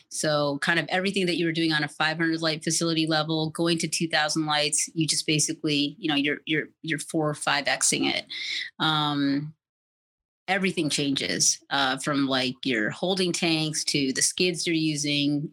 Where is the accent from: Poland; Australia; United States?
United States; New York City, New York; now in Colorado, United States; I grew up in New York City. Um, I came to Colorado in 1998